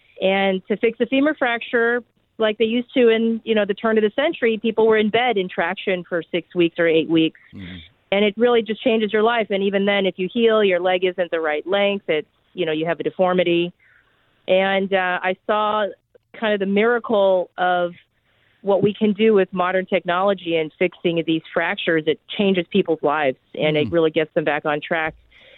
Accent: Orange County, Southern California, United States; I'm a Southern California girl. I grew up in Orange County, so I'm thrilled to be back, in Los Angeles at Cedars. My parents immigrated from Taiwan in the late 70s

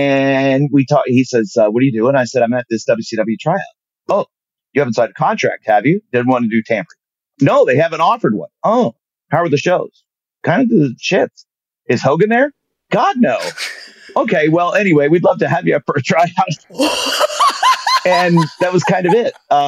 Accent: Germany; I'm on TV. I'm from Germany. What is this?

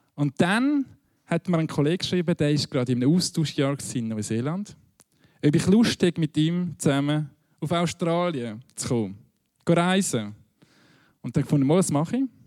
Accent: Winterthur, Zurich, Switzerland; Ich bin in Winterthur aufgewachsen

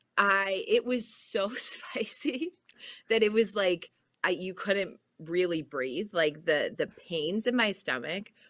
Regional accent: Chicago, Illinois, United States; my dad's from Minnesota, but I grew up in Chicago

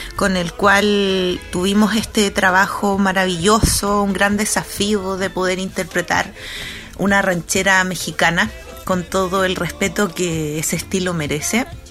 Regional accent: Chile; cantautora chilena

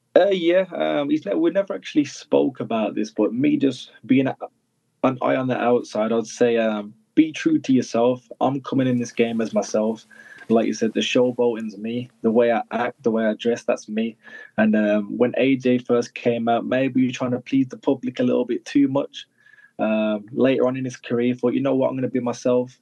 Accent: United Kingdom; born or raised there

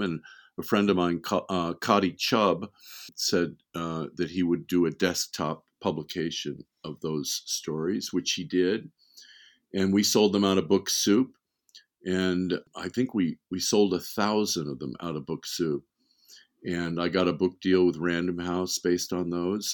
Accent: Beverly Hills, California, United States; born or raised there; also born or lived in Wisconsin

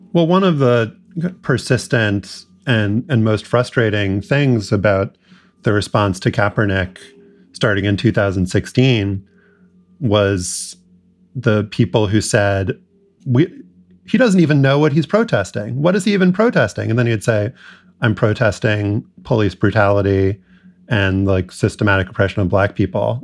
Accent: New Orleans, Louisiana, United States; growing up in New Orleans in the 80s and 90s

